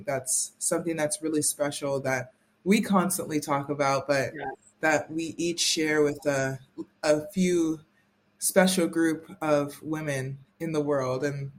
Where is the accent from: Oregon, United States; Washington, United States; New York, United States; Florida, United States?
Florida, United States; Miami; moved away as an adult; also born or lived in Princeton, New Jersey; You already know that. You know that, Cami. And I'm from Miami, Florida.